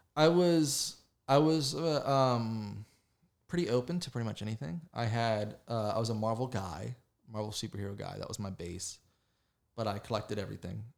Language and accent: English; West Virginia, United States; moved away as an adult; now in Charlotte, United States; I grew up in the west, the side of West Virginia, uh, beside Pittsburgh